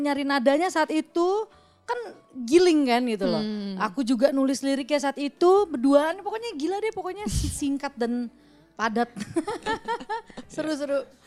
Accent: West Java, Indonesia; moved away as an adult; also born or lived in Pekanbaru; now in Jakarta, Indonesia; saya kebetulan orang Sunda

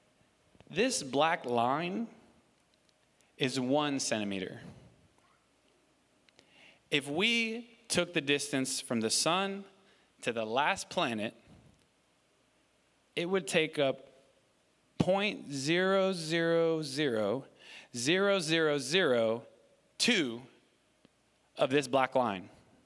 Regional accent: New York City, New York, United States; moved away; my dad and I come from New York City, and my dad and I, my dad and my mom and my brother, all lived in New York City in the Bronx

